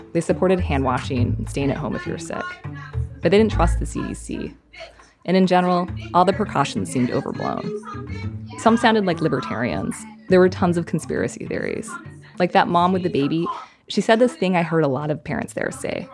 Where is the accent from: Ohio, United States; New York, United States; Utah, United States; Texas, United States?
Utah, United States; moved away; I grew up in Utah County